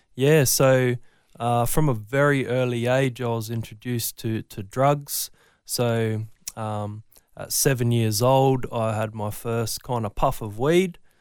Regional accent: Brisbane, Queensland, Australia; I'm from Brisbane. Always born and bred, raised north side

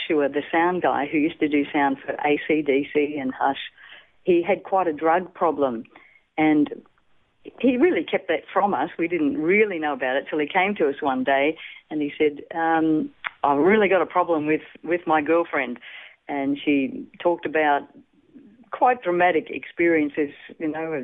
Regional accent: Gippsland, Victoria, Australia; I was born in Longwarri, which is a little country town in Gippsland. And, yeah, from there we went and moved to a farm, but that's where my early years started, little country town.

